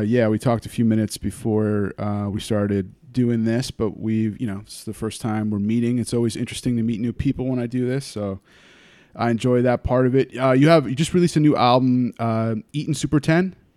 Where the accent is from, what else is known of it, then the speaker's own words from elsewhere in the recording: Wappingers Falls, New York, United States; I'm from, um, the Hudson Valley, Beacon, Wappingers Falls area